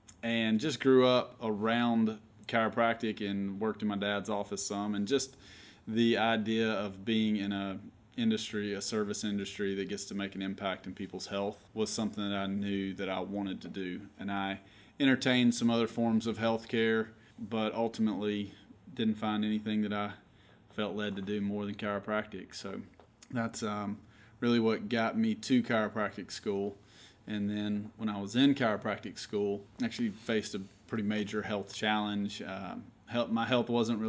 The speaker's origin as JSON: {"language": "English", "town": "Opelika", "region": "Alabama", "country": "United States", "tie": "born or raised there", "also_born_or_lived": "Atlanta, Georgia", "lives_now": "Auburn, United States", "said": "I grew up in Opelika, so grew up an Auburn fan"}